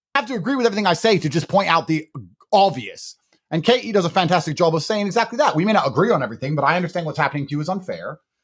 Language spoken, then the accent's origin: English; United Kingdom; I'm actually British